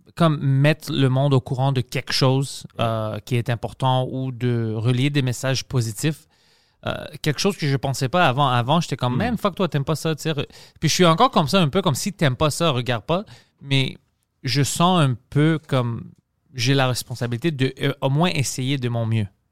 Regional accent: Greece; now in Quebec, Canada; avec mon accent, puis je suis grec

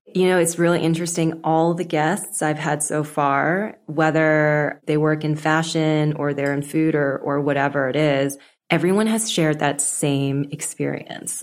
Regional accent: Canada; So I was born in Canada. I was first gen, but my parents mainly spoke Cantonese at home

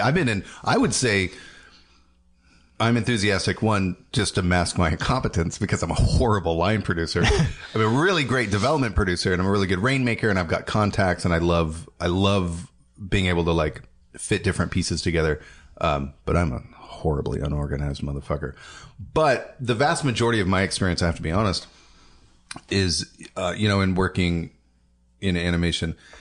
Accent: Portland, Oregon, United States; I grew up in the suburbs.

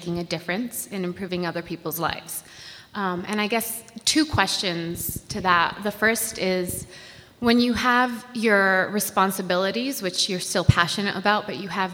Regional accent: Puerto Rico; now in Baltimore, United States; I live in Baltimore right now. Yay, Baltimore. But I'm originally from Puerto Rico

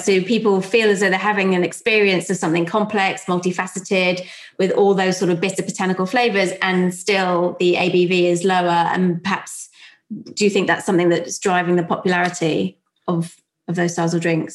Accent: London, United Kingdom; accent: South London; my South London accent

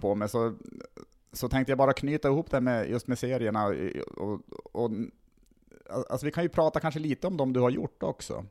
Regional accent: Tärnaby, Västerbotten County, Sweden; also born or lived in Skellefteå; now in Stockholm, Sweden; Jag kommer ursprungligen från Tärnaby uppe i, i Lappland

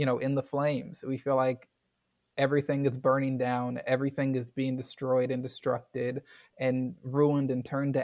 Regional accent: Houston, Texas, United States; now in Louisville, United States; I grew up in Houston, which is an extremely diverse place

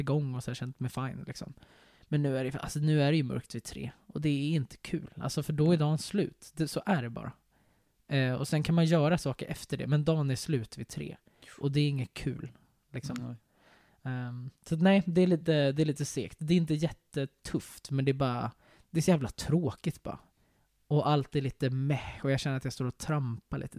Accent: Sweden; jag är svensk

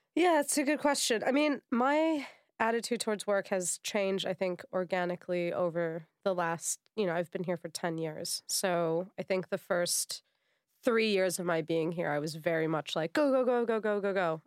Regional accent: United States; moved away; being American

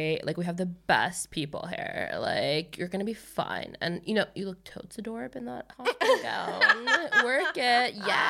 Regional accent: Los Angeles, California, United States; moved away as an adult; now in Stockholm, Sweden; I grew up speaking like a Kardashian because I only went to school on the west side of LA.

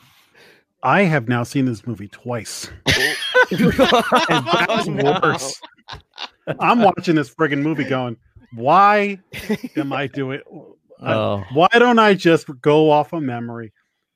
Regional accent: Fairfield County, Connecticut, United States; I'm from Fairfield County, Connecticut, the capital of white douchey guys in prep schools

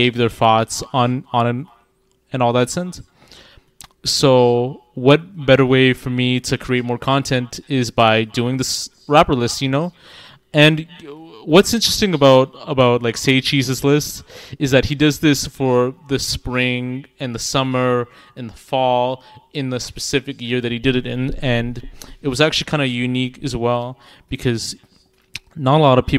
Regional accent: Toronto, Ontario, Canada; I am from Toronto

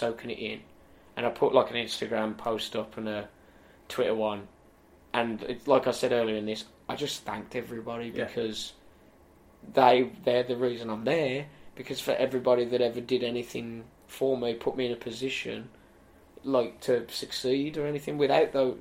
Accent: United Kingdom; I got to main event Wembley Arena as a British wrestler

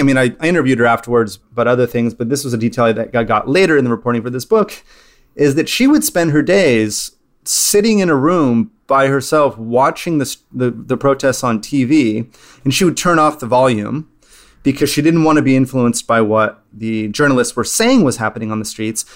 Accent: California, United States; growing up in California

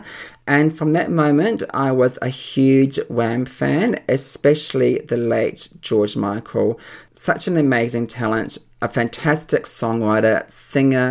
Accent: New Zealand; when I was growing up in New Zealand

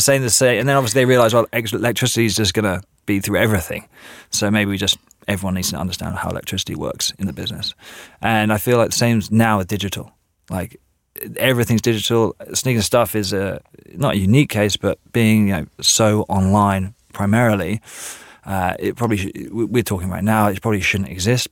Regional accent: England, United Kingdom; moved away; I am actually English

